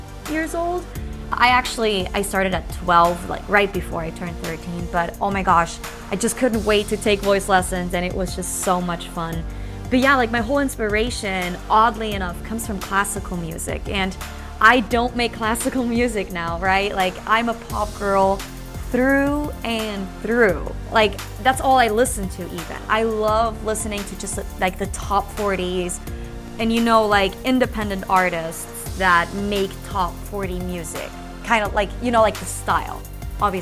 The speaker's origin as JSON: {"language": "English", "country": "Switzerland", "tie": "born or raised there", "said": "I was born and raised in Switzerland, and I went to school there all the way through high school"}